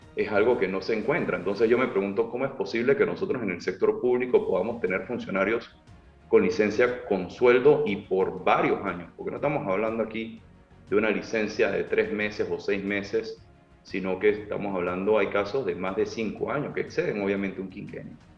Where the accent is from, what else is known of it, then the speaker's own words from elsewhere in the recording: Panama; como panameños